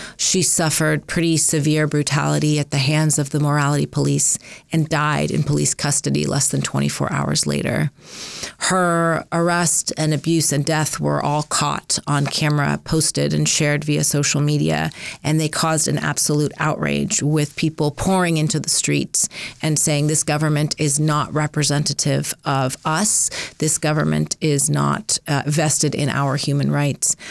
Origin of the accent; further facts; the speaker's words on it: Southern California, United States; also born or lived in Minneapolis, Minnesota / Iran (ancestry); now in Montana, United States; we were initially settled in Minneapolis, Minnesota. Uh, and then in nineteen eighty-four, I came home from school one day, and there was a sign posted out the front of my door, and it said, "Burn this house. Terrorists live here." And my father made the very difficult decision Christian to pack everything up and moved us to California, to Southern California